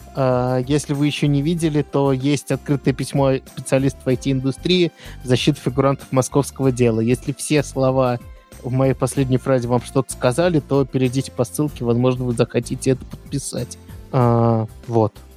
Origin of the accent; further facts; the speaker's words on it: Moscow, Russia; я из Москвы